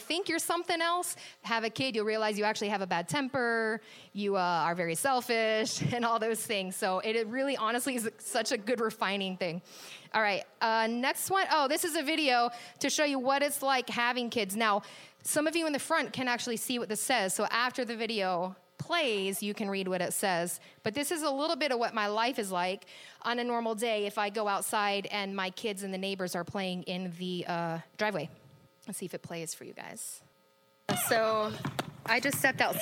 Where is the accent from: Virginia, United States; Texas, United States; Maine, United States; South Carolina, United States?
Virginia, United States; Virginia Beach; I grew up in Virginia Beach, Virginia. So I grew up really close to the beach on the coast